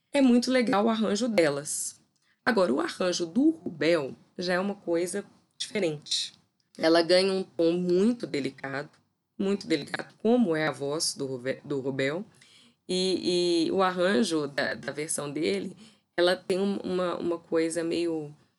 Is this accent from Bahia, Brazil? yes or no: no; Belo Horizonte, Minas Gerais, Brazil; Belo Horizonte, aqui a minha terrinha.